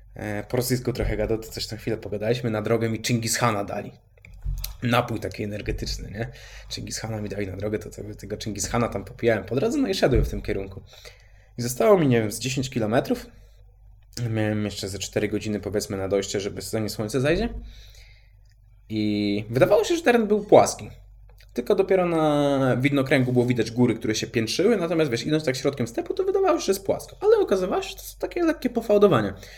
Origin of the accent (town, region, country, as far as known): Poland